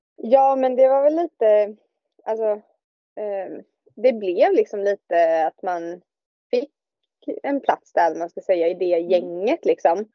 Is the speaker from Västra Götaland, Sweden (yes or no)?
yes; Billdal, Västra Götaland, Sweden; moved away as an adult; now in Denmark; kommer jag ju från eh, Bildal som ligger utanför eh, Göteborg.